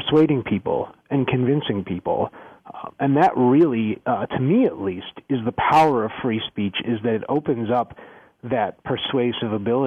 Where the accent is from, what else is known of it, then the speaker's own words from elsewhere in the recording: Skokie, Illinois, United States; I grew up in Skokie